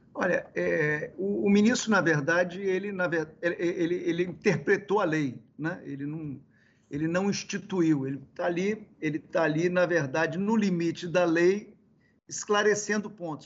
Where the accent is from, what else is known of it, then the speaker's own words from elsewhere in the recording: Caparaó, Espírito Santo, Brazil; also born or lived in Vitória; lá do interior do, do Espírito Santo, onde eu nasci, eu nasci no Caparaó, ali onde está o Pico da Bandeira, na divisa do Espírito Santo com Minas, por isso que eu sou meio mineiro